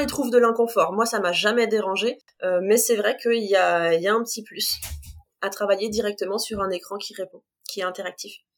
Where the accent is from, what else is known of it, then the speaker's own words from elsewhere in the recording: Compiègne, Hauts-de-France, France; also born or lived in near Creil; j'ai grandi à Compiègne, j'habite juste à côté de Creil aujourd'hui.